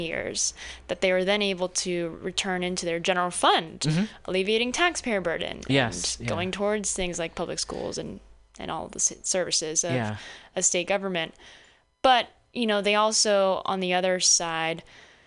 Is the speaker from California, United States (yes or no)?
yes; Southern California, United States; moved away as an adult; now in San Francisco, United States; I grew up in Southern California, and I came out here to go to Stanford